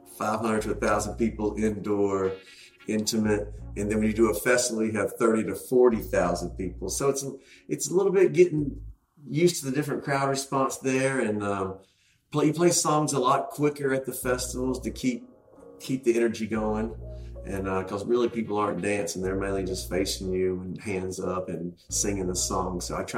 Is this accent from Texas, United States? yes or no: no; North Carolina, United States; also born or lived in Charlotte; since Luke's from North Carolina, I'm from North Carolina, and both of us lived in Charlotte.